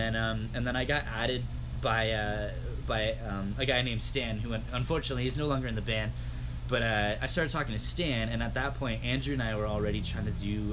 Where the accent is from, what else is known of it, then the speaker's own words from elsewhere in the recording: Georgetown, Ontario, Canada; I grew up in Georgetown.